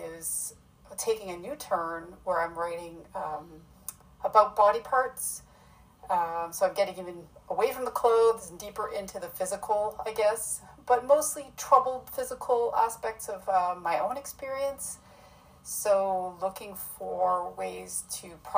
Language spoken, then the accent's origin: English; a small town in Ontario, Canada; now in Vancouver, Canada; I'm from a small town in Ontario